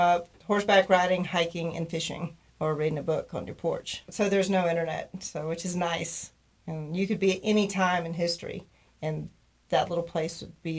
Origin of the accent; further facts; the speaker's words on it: Texas, United States; moved away; from my brother and sister. They named me that when I was a baby. I'm from Texas originally.